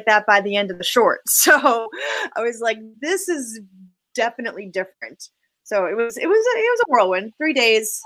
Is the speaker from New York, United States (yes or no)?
no; Boston, Massachusetts, United States; moved away as an adult; now in Los Angeles, United States; I'm really excited to be working in my hometown